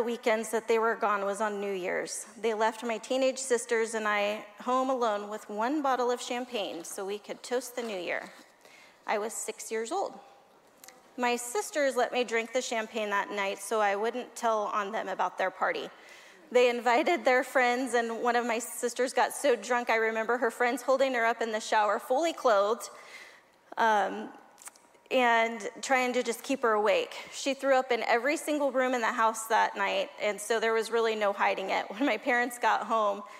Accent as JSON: {"language": "English", "region": "California", "country": "United States", "tie": "born or raised there", "also_born_or_lived": "Arkansas", "said": "We moved to California from Arkansas when I was 4 years old"}